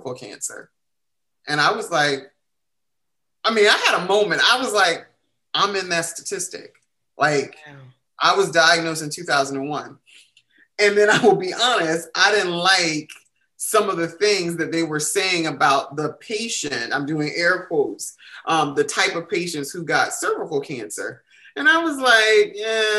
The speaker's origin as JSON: {"language": "English", "region": "the South", "country": "United States", "said": "I'm from the South"}